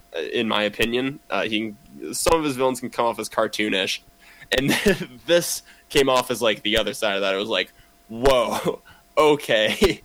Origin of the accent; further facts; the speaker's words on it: Kamloops, British Columbia, Canada; I grew up in Kamloops